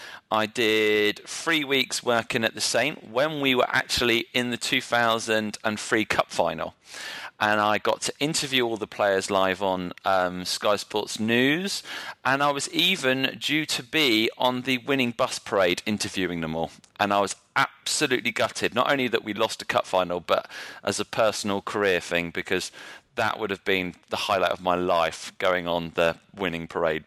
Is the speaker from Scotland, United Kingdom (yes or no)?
no; Salisbury, South West England, United Kingdom; moved away as an adult; also born or lived in London / Bournemouth; now in California, United States; I grew up in Salisbury, but I've lived all over London, Bournemouth. Currently live in California.